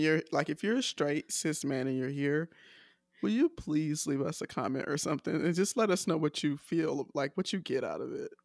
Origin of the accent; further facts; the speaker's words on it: United States; I'm so American